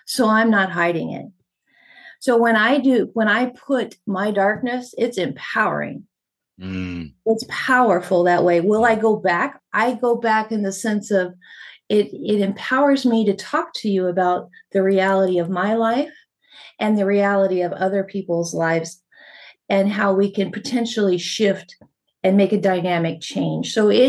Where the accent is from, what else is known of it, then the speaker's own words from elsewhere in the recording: California, United States; also born or lived in La Puente / Arizona / New Mexico / Texas; And I was raised in Southern California, Arizona, New Mexico, and a little bit blipping and out of Texas, and I joined the service out of New M